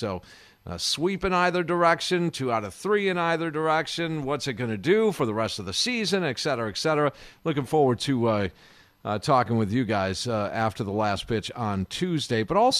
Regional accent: Kenosha, Wisconsin, United States; It was saddening to see my hometown burn to the ground just about.

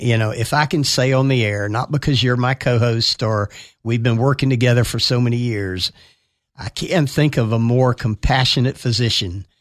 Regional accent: Atlanta, Georgia, United States; Crawford Long Hospital, where I was born in Atlanta

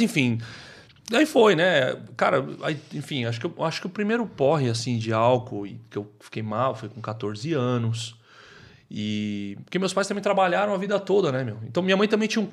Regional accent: Taboão da Serra, São Paulo, Brazil; eu nasci na periferia de São Paulo, eu nasci no Taboão da Serra

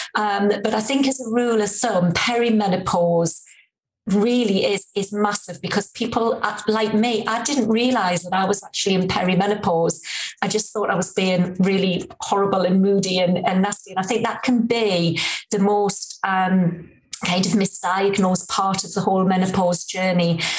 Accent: Newcastle upon Tyne, North East England, United Kingdom; accent: Geordie; I'm, a true Geordie girl, as you can probably tell from my accent

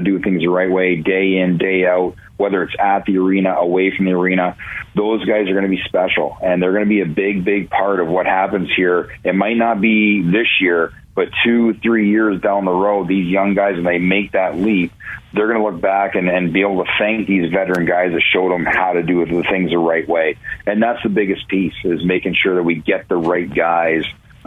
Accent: Ontario, Canada; moved away; also born or lived in Cleveland; growing up in Ontario

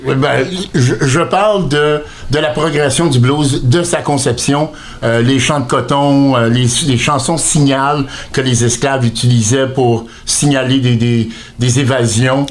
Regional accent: Fredericton, New Brunswick, Canada; je suis né à Fredericton au Nouveau-Brunswick

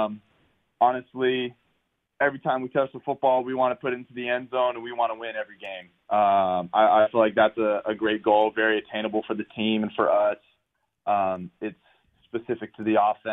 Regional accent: Southern California, United States; growing up in Southern California

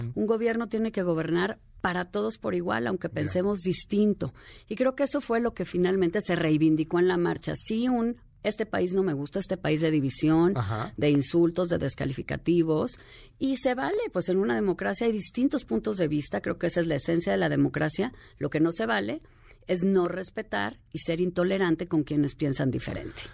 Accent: Mexico; vivimos las mujeres de México

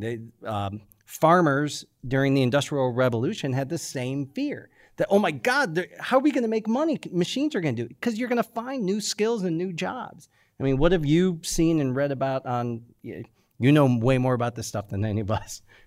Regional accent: United States; I'm an American.

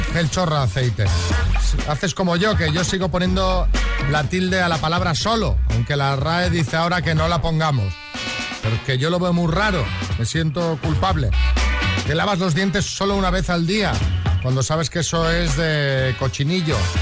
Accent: Spain; Así somos los españoles

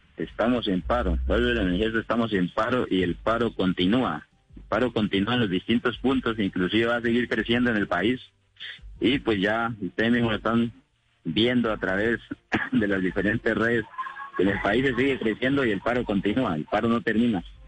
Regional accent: Colombia; A nosotros nos afecta como colombianos, todo porque igual somos colombianos

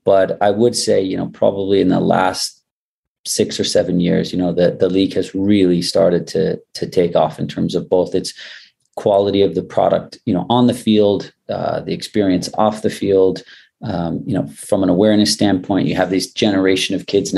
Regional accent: United States; as a fellow American

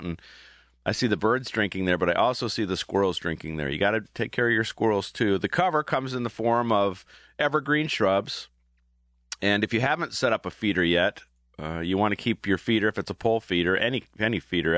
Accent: Aurora, Ohio, United States; born or raised there

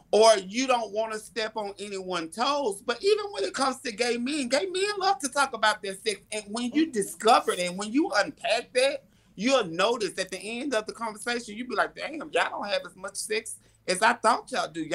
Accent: Alabama, United States; I'm from Alabama

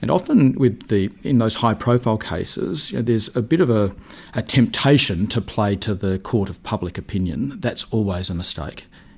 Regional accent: Adelaide, South Australia, Australia; moved away as an adult; now in Melbourne, Australia; I did a law degree in Adelaide, which was my hometown, and then I moved to Melbourne

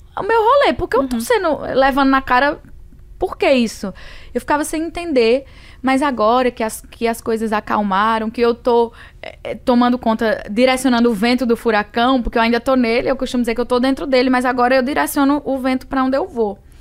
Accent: Northeast Region, Brazil; Sou mulher, sou nordestina

